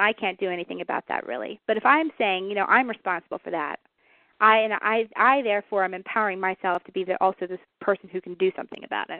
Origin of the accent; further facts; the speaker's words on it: Washington, United States; also born or lived in Seattle; I'm from the Northwest originally. I was born in Seattle, but primarily raised in a small university town which was surrounded by farmland, and it's actually in eastern Washington State.